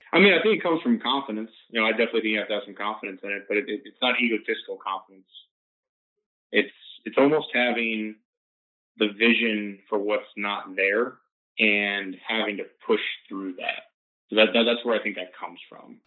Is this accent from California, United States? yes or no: no; Florida, United States; grew up in Florida, Florida State. 561 is my hometown area code.